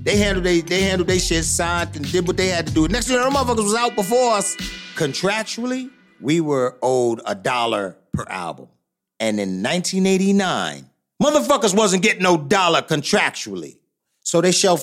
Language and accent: English; New York City, New York, United States; we came from the Bronx